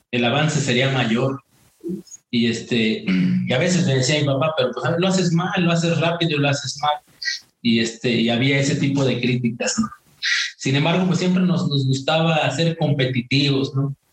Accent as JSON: {"language": "Spanish", "town": "Malila", "region": "Hidalgo", "country": "Mexico", "tie": "born or raised there", "moved": "yes", "said": "nací en un un rancho humilde eh, allá en un pequeño poblado en la Sierra Hidalguense que se llama Malila, Malila perteneciente al municipio de Molango. Eh, yo amo mi, amo mi pueblo, no tiene mucha, mucha prosperidad, no tiene este, mucha población."}